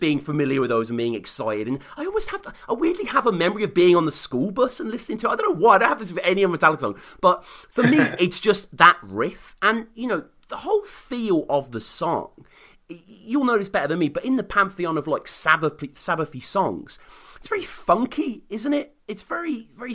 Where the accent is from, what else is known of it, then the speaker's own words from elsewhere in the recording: Birmingham, West Midlands, United Kingdom; also born or lived in Stourbridge; quite near where I grew up in Birmingham